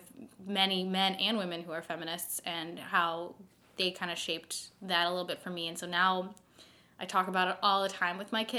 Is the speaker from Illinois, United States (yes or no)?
yes; Chicago, Illinois, United States; moved away as an adult; now in Beaver Dam, United States; I'm white from the North Shore of Chicago, which is like the least diverse place on planet Earth